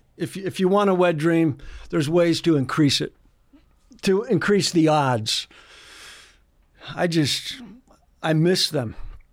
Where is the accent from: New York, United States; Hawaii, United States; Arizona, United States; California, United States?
California, United States; San Diego; born there; Well, I was born in San Diego.